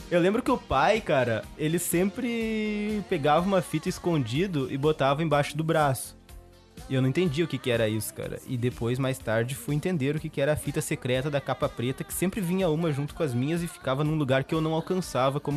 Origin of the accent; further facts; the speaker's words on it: Sertão, Brazil; na pequena cidade onde, onde nasci, onde me criei, onde cresci, aquele pequeno vilarejo